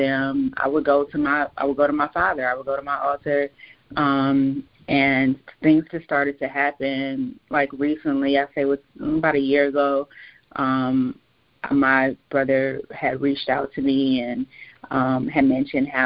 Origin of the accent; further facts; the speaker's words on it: Gary, Indiana, United States; I grew up in Gary, Indiana